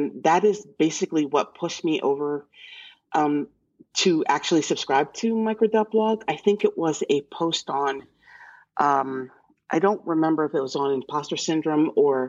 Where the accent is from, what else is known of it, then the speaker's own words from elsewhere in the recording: Central Pennsylvania, United States; I'm from Central Pennsylvania